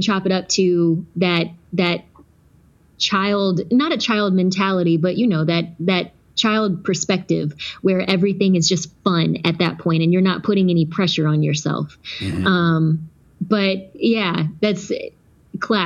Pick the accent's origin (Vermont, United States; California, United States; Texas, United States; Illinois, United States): Texas, United States; also born or lived in Georgia; I was born in Georgia, and we relocated to Texas when I was about 5 years old